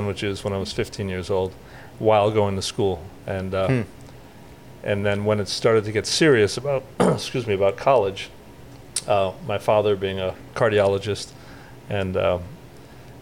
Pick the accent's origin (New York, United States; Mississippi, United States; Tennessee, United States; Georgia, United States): New York, United States; Westchester County; also born or lived in Connecticut; now in Sarasota, United States; I grew up in Westchester County, and then years later moved up to the coast of Connecticut